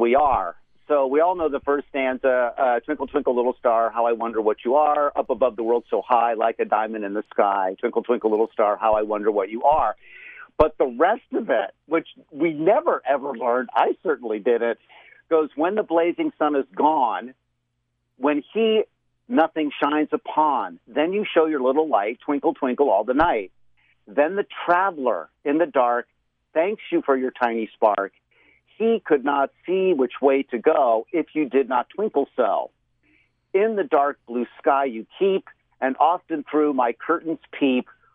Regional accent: Florida, United States; I remember when I was a kid, living in Florida, growing up in Florida in my early childhood years

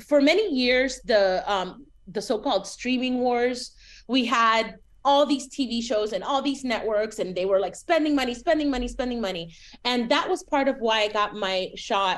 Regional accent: Miami, Florida, United States; moved away as an adult; also born or lived in San Francisco Bay Area / Chicago / Los Angeles; I grew up in Miami and then I go to the Bay Area

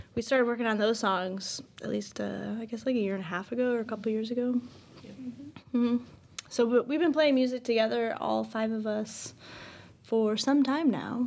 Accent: Chicago, Illinois, United States; we're from Chicago

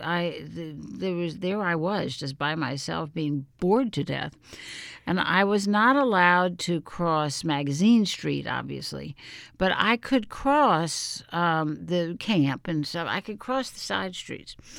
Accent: New Orleans, Louisiana, United States; moved away; my hometown of New Orleans

